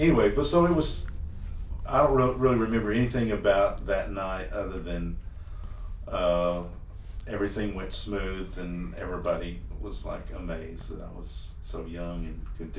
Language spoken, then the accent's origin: English; Amarillo, Texas, United States; my dad was in the music business. He had a nightclub there in Amarillo for 30 some odd years.